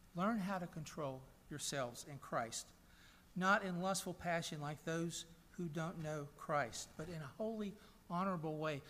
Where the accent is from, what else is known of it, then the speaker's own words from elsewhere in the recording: Chattanooga, Tennessee, United States; my hometown of Chattanooga, Tennessee